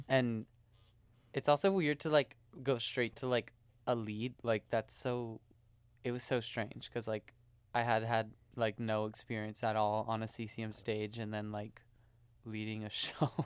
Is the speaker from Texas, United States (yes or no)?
yes; Houston, Texas, United States; moved away; I'm from Houston, Texas